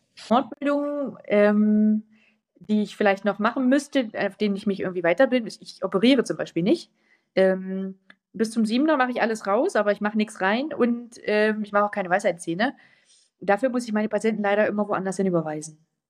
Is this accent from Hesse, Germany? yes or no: no; a village near Worbis, Thuringia, Germany; Da sind viele Dörfer drumherum und eins dieser kleinen Dörfer ist mein Heimatdorf.